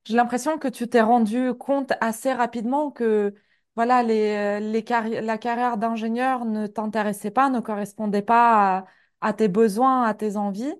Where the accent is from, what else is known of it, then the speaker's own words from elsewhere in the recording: Kyrgyzstan; moved away; mon pays d'origine, le Kyrgyzstan